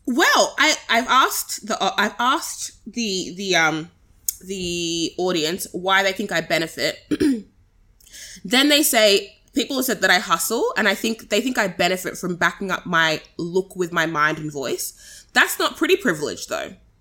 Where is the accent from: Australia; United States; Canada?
Australia; as Australians